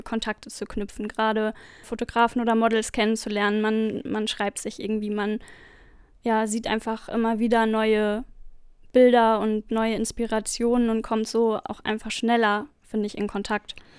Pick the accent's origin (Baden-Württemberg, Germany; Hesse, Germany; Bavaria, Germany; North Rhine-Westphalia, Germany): Hesse, Germany; near Frankfurt; ich komme aus der Nähe von Frankfurt